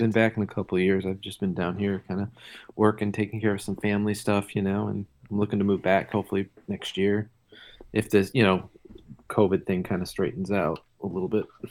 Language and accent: English; Detroit, Michigan, United States; I'm from Detroit